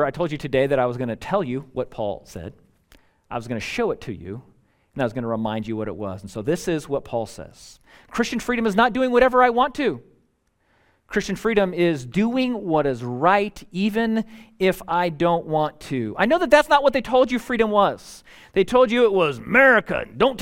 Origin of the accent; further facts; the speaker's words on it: United States; as an American